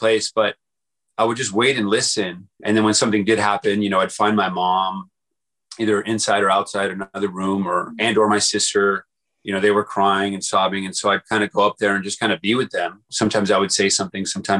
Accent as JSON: {"language": "English", "town": "El Paso", "region": "Texas", "country": "United States", "tie": "born or raised there", "moved": "as an adult", "said": "I grew up in El Paso, Texas, small town, in a small house, kind of, you know, really USA poor, and was there until 18 years old before moving out to college"}